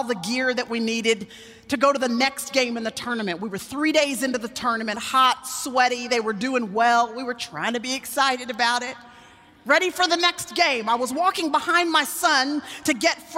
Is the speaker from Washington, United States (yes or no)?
no; Dallas, Texas, United States; in Dallas, Texas, which is where I still live, and where I was born and raised